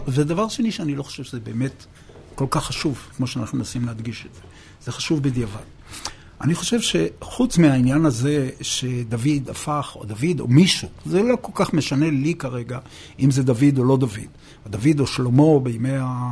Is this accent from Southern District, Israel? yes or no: yes; Beersheba, Southern District, Israel; moved away as an adult; now in Jerusalem, Israel; נולדתי בבאר שבע, גדלתי בבאר שבע, והגעתי לירושלים במסגרת השירות הצבאי שלי